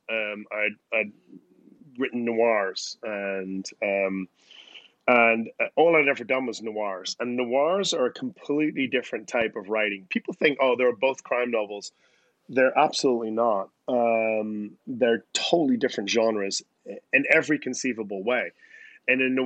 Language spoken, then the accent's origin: English; Belfast, Northern Ireland, United Kingdom; now in New York, United States; I'm from Belfast